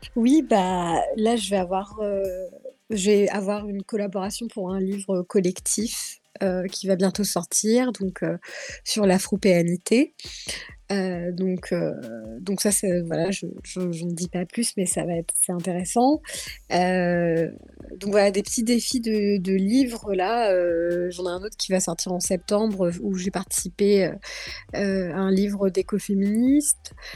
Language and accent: French; Guadeloupe; now in France; chez moi en Guadeloupe